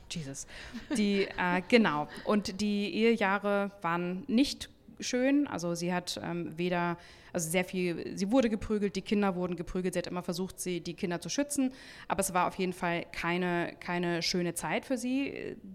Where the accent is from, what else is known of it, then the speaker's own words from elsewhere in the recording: Hamburg, Germany; Wir kommen ja auch aus Hamburg.